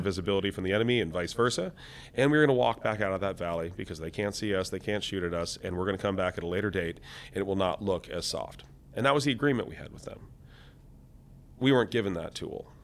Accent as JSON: {"language": "English", "town": "Seattle", "region": "Washington", "country": "United States", "said": "I came from Seattle, Washington."}